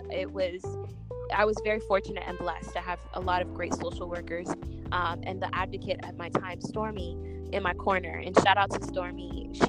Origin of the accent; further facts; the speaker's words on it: New York, United States; also born or lived in California; I say the tunnel because I'm, I'm a New Yorker